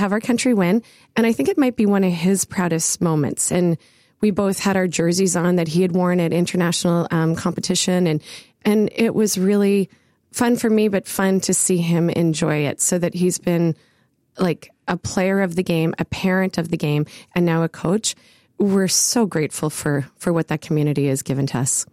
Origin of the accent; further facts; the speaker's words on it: Ottawa, Ontario, Canada; I grew up in the West End of Ottawa